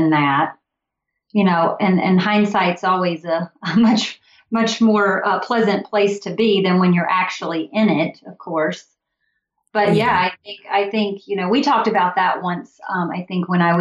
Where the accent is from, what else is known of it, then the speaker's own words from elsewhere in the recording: Mississippi, United States; moved away; also born or lived in Tennessee; I grew up in Mississippi and was in Tennessee for 10 years.